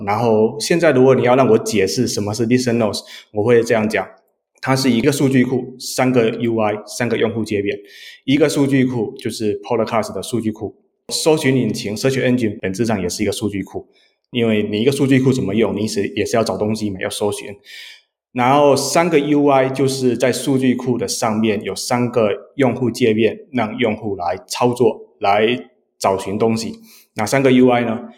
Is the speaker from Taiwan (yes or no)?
no; Xiamen, Fujian, China; now in San Francisco, United States; 我是福建厦门人，是你们对岸的